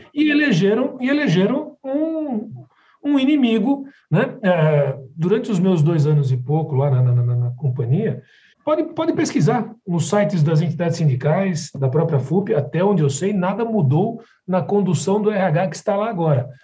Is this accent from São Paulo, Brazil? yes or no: yes; São Paulo, Brazil; also born or lived in Rio de Janeiro; eu sou de São Paulo, moro num condomínio aqui em São Paulo com as minhas filhas